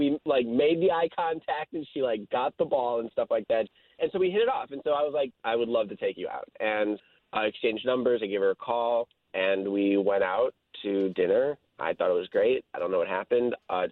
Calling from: Altamont, United States

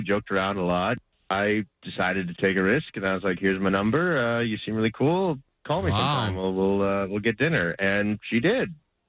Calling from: Christmas, Florida, United States; Calling you from Christmas.

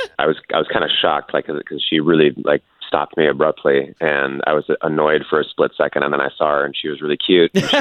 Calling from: Winter Garden, Florida, United States; Hey guys, I'm from Winter Garden.

